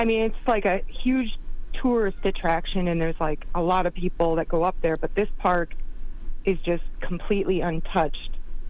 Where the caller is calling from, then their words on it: Wisconsin, United States; I'm calling from Wisconsin.